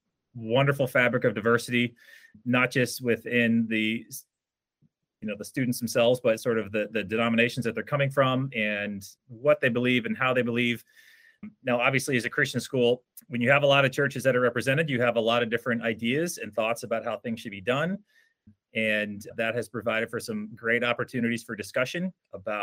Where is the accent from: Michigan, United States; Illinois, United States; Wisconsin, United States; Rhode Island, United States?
Rhode Island, United States; moved away as an adult; also born or lived in North Carolina; now in Trumbull, Connecticut, United States; So there aren't that many of us from Rhode Island, just because that not many can fit in Rhode Island. But so lifelong New Englander